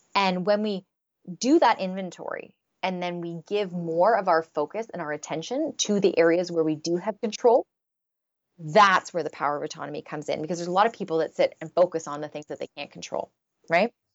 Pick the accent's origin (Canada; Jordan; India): Canada; I'm Canadian